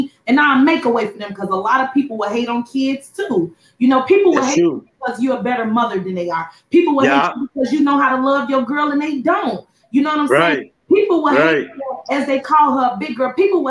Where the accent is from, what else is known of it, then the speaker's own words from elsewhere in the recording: Chicago, Illinois, United States; moved away as an adult; now in Houston, United States; I was born and raised in Chicago too.